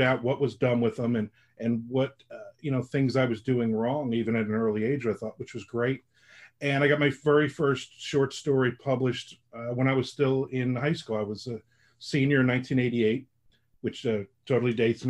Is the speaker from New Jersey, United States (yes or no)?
yes; Middletown, New Jersey, United States; also born or lived in Newark, New Jersey; now in Florida, United States; I'm originally from New Jersey, and I was born in Newark, and I grew up in Middletown, New Jersey.